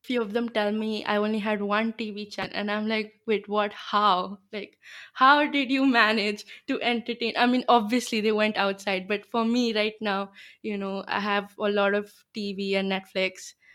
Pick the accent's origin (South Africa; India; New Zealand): India; Gurgaon, Haryana; first language Bengali; English is a second language; I'm from Gurgaon, which is in the north of India